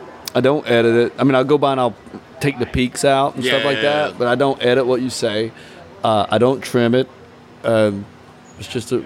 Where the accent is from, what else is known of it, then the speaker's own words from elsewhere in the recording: Southeast Tennessee, United States; accent: southern; also born or lived in Washington State / Pacific Northwest; Well, it's like when I moved to Washington State. I grew up here in Southeast Tennessee. So when I moved to Washington State